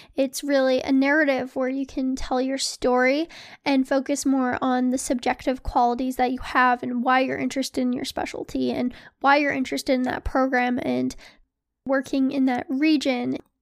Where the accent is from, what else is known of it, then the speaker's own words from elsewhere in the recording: Philadelphia, Pennsylvania, United States; moved away; I matched at a program in Philly, uh, which is where I'm from